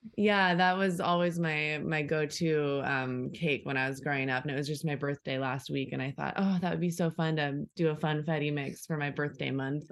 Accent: Orange County, California, United States; I grew up in Orange County, so this is kind of where I come from

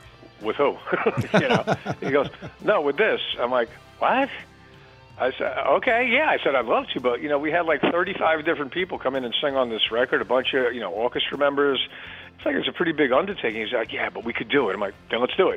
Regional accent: Long Island, New York, United States; being a kid growing up on Long Island

